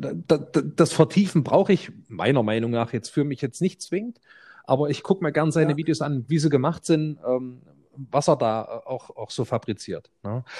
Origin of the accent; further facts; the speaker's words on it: Germany; als Deutscher